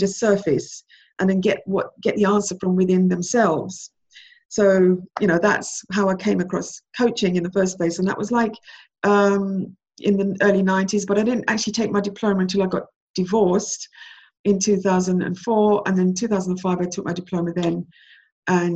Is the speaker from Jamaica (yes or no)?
yes; Jamaica; moved away; I was born in Jamaica and I came over from Jamaica, you know, to be with my mom who'd left me here, left me in, you know, behind with my grandmother